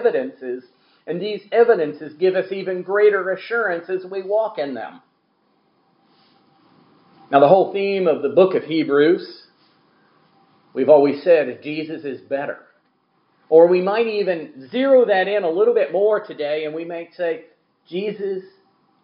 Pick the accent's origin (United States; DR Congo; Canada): United States; Gulf Coast; the way I grew up around the Gulf Coast.